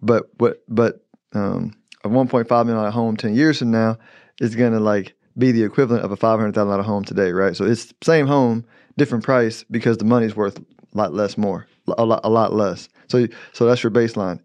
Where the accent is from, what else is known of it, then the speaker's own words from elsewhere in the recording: United States; I'm an American